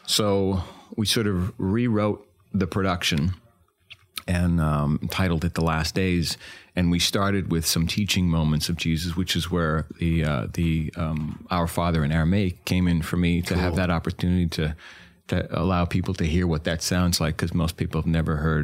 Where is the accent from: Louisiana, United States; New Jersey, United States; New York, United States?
New York, United States; New York City; I was born in Hell's Kitchen